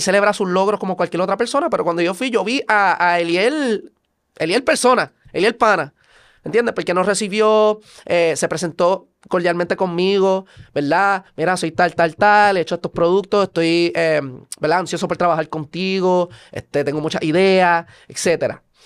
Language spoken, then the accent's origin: Spanish; Puerto Rico; also born or lived in Virginia, United States; Yo soy estadounidense, pero criado en Puerto Rico